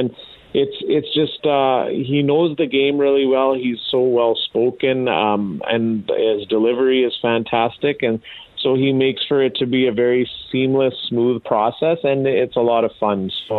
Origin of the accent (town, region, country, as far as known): Brooks, Alberta, Canada; born or raised there; also born or lived in Wetaskiwin, Alberta